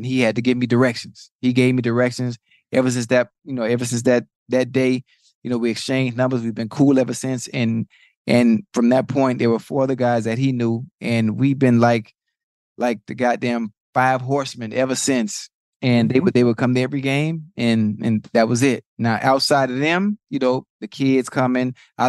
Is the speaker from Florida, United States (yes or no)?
yes; Miami, Florida, United States; I'm from Liberty City, from Dade yeah. County.